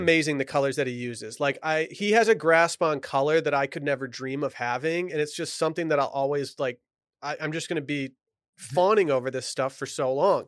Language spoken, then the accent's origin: English; Michigan, United States; growing up in Michigan